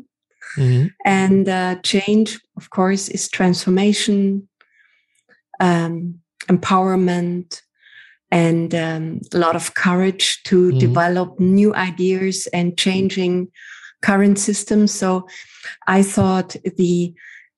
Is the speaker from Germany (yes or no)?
yes; Southern Germany, Germany; moved away as an adult; also born or lived in Cologne; now in Düsseldorf, Germany; I worked in cinemas in my hometown, in south of Germany